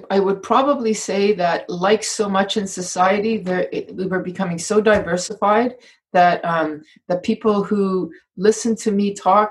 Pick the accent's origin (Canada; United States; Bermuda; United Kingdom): Canada; I'm from Canada